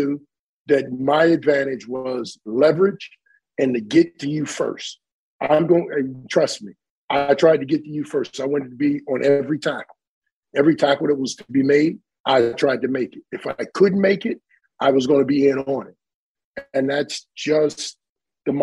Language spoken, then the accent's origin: English; East Cleveland, Ohio, United States; moved away as an adult; also born or lived in Buffalo; I grew up in East Cleveland, Ohio, on the east side of Cleveland